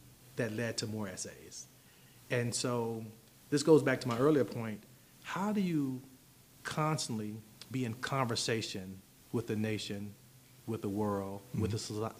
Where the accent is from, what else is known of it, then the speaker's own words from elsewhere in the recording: Chicago, Illinois, United States; I was born in Chicago in an urban area